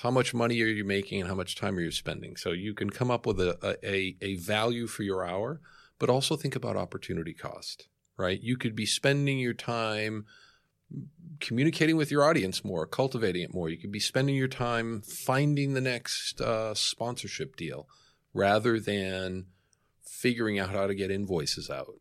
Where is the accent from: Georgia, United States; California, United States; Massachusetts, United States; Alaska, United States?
Massachusetts, United States; Boston; now in New York, United States; I am from Boston